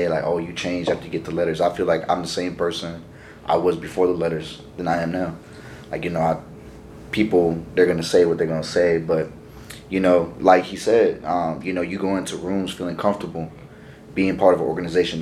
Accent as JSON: {"language": "English", "region": "West Coast", "country": "United States", "moved": "yes", "said": "I'm from the West Coast"}